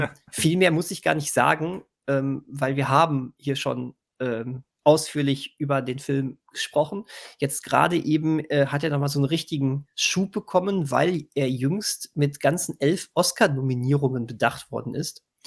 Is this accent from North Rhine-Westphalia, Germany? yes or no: yes; Bönen, North Rhine-Westphalia, Germany; Ich komme aus Böhnen. Die Straßen hier sind ein Traum.